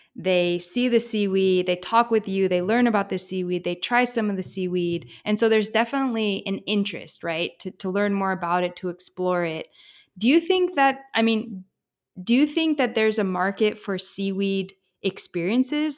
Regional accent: Pacific Northwest, United States; also born or lived in Eugene, Oregon; I'm from the Pacific Northwest

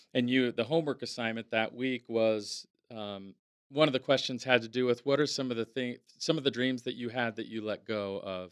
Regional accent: Napa, California, United States; growing up in Napa, um, was, um, yeah, it was i, idyllic

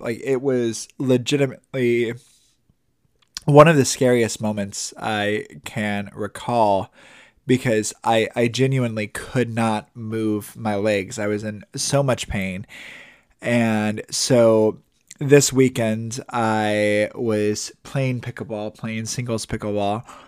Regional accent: Indiana, United States; moved away as an adult; also born or lived in Milwaukee; now in Tampa, United States; we're both from Indiana

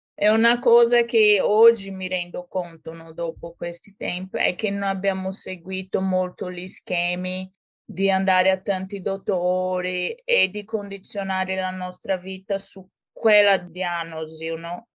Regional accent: São Paulo, Brazil; Italian is a second language; moved away as an adult; now in Florence, Italy; sono brasiliana e sono nata e cresciuta a San Paolo. Poi, con ventidue anni, mi sono trasferita in Italia

